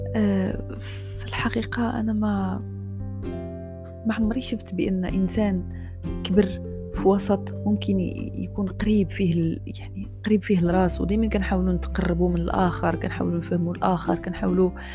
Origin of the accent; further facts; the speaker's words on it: Morocco; أنا مغربية